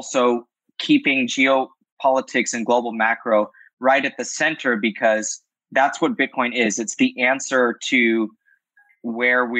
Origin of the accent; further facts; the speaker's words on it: Los Angeles, California, United States; I'm born and raised